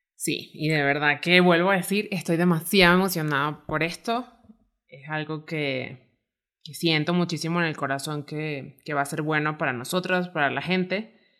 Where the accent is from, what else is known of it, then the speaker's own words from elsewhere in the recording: Venezuela; moved away as an adult; now in Mexico City, Mexico; soy venezolana